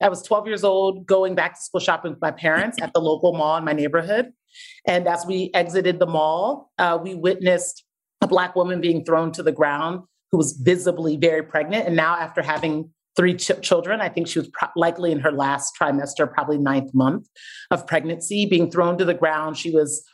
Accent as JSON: {"language": "English", "town": "Columbus", "region": "Ohio", "country": "United States", "tie": "born or raised there", "said": "I grew up in Columbus, Ohio, to two Nigerian parents who came here for a better opportunity for their kids and for their own careers"}